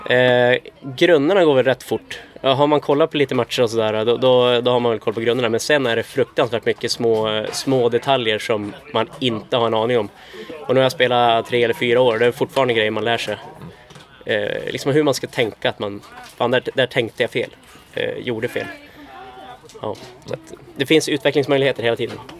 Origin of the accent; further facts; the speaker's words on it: Norrland, Sweden; now in Uppsala, Sweden; jag växte upp i Norrland